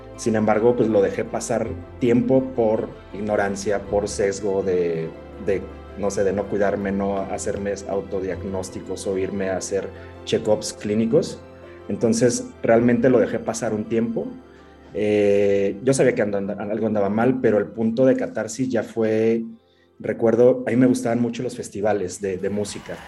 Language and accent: Spanish; Mexico; also born or lived in Morelia / Mexico City; como mexicano no pensamos mucho en la salud